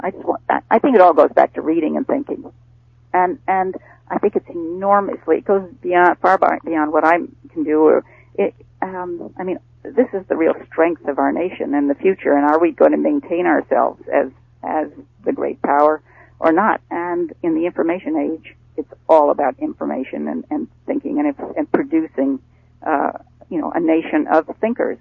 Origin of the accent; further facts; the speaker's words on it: Rutland, Vermont, United States; I I grew up in in New England in in Rutland, Vermont